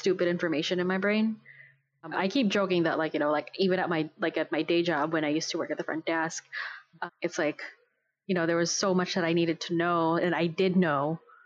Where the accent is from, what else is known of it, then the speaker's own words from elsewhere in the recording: Philippines; moved away; I was growing up in the Philippines when that episode came out